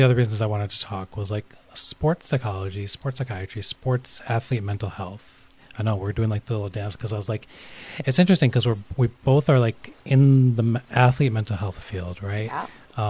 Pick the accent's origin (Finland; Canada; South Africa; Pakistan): Pakistan; I'm Pakistani